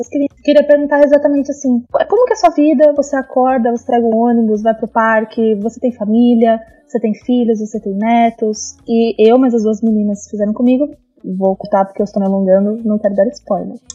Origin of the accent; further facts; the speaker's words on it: ABC Paulista, São Paulo, Brazil; eu sou da BC, eu moro em São Caetano.